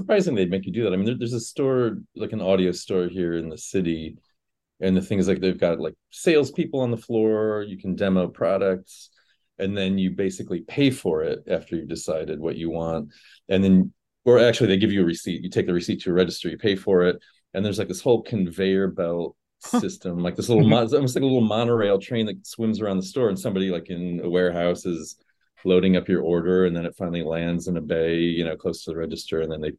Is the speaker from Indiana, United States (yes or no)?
yes; Fort Wayne, Indiana, United States; moved away as an adult; now in New York City, United States; I'm from Fort Wayne, Indiana, originally.